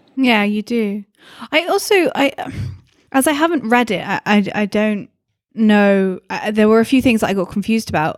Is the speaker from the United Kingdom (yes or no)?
yes; England, United Kingdom; now in Scotland, United Kingdom; I'm English